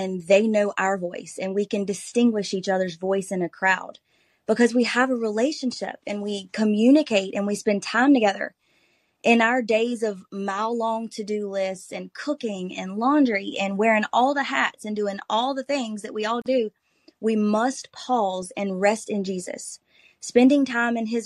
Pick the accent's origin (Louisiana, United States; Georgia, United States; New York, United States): Louisiana, United States; Bluff Creek; I am from Bluff Creek, Louisiana. It's a small rural community where everybody knows everybody, and I absolutely love it here